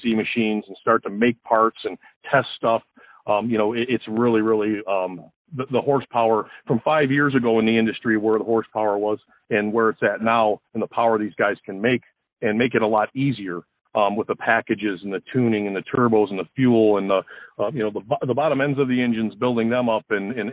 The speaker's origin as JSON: {"language": "English", "town": "Detroit", "region": "Michigan", "country": "United States", "tie": "born or raised there", "said": "Growing up in the Motor City in the Detroit area"}